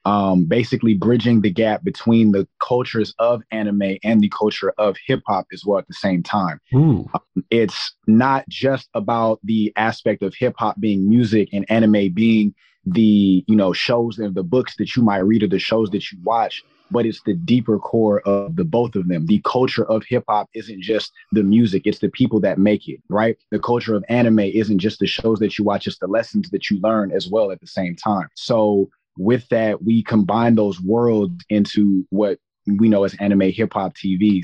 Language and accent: English; Long Beach, California, United States; born and raised in Long Beach, California